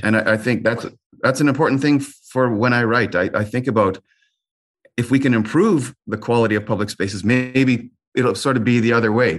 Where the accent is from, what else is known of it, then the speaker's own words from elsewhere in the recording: Winnipeg, Manitoba, Canada; also born or lived in Brandon, Manitoba; I was born in Brandon, but I'm, yeah, raised in Winnipeg, North Kildonan.